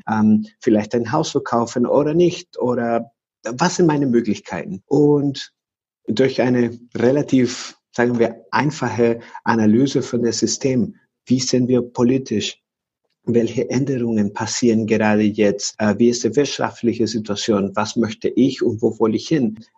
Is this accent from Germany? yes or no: no; Venezuela; German is a second language; Und ich komme aus Venezuela